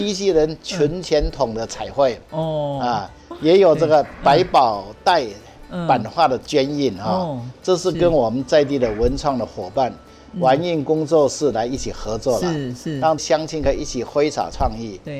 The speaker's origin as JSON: {"language": "Chinese", "region": "Hsinchu County", "country": "Taiwan", "tie": "born or raised there", "said": "我因为我们从小就在乡下长大嘛，所以它里面的所有的这些哈，对，呃，这个客家的生活习惯啊、风俗啊、信仰哈"}